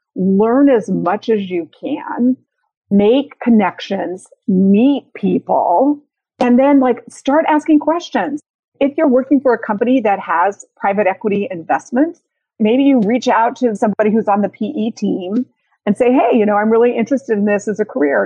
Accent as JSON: {"language": "English", "region": "Utah", "country": "United States", "moved": "yes", "said": "I'm originally from Utah"}